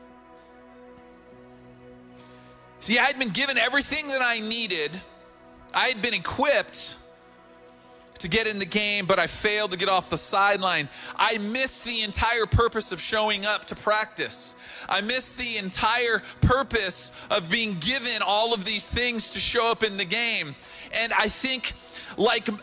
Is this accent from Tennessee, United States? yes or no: no; Oceanside, California, United States; I grew up in Oceanside.